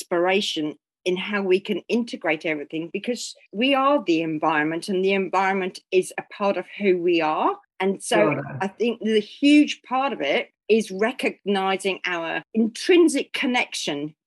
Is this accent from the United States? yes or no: no; Waipu, Northland, New Zealand; my hometown of Waipu